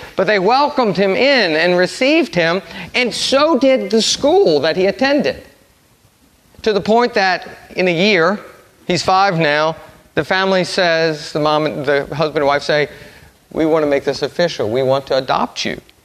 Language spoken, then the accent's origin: English; New Orleans, Louisiana, United States; I'm from New Orleans. I went to Brother Martin High School.